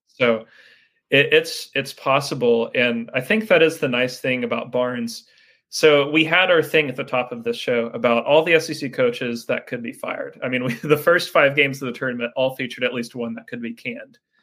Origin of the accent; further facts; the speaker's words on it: the South, United States; growing up in the South